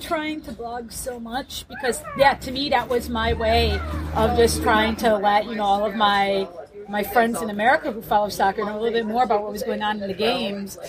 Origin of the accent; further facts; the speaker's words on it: United States; my perspective as an American